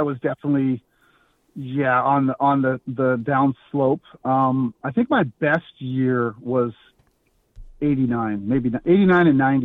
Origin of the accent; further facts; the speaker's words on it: Canada; being Canadian